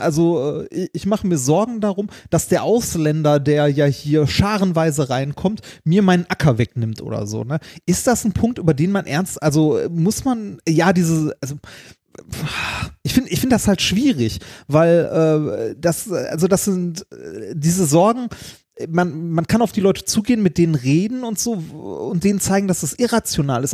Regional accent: Ruhr area, North Rhine-Westphalia, Germany; wir kommen aus dem Ruhrgebiet

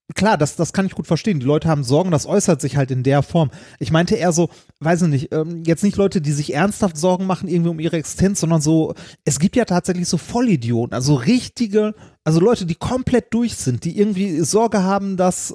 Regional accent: Ruhr area, North Rhine-Westphalia, Germany; wir kommen aus dem Ruhrgebiet

